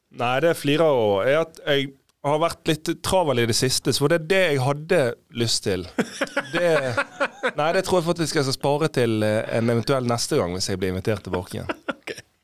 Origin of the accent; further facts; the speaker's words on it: Fana, Vestland, Norway; vi var sånn små unger, husker jeg, hjemme i Fane